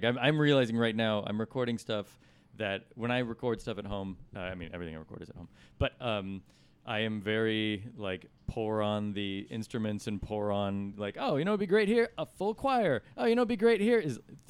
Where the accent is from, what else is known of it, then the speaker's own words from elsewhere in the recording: San Luis Obispo, California, United States; I did not grow up in Los Angeles, but I am from California. What area did you grow up in? I am from San Luis Obispo, which is 200 miles or so north.